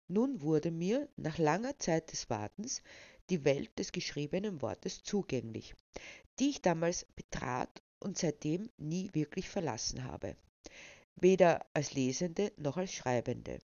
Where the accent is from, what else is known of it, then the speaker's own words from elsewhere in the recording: Lower Austria, Austria; born there; now in Burgenland, Austria; Ich wurde 1972 in Niederösterreich geboren, um nach einigen Irrungen und Wirrungen nun als aktivistische Schriftstellerin meinen Lebensabend zu verbringen, vorerst im idyllischen Burgenland.